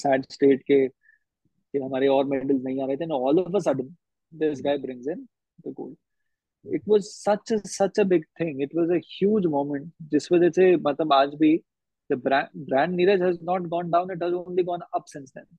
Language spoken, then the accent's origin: Hindi; Haryana, India; आप और मैं हरियाणा से हैं